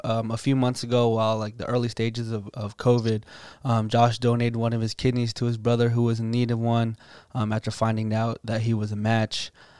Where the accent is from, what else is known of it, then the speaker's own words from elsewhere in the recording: Philippines; myself being a Filipino, family and loyalty is just a huge part of our culture.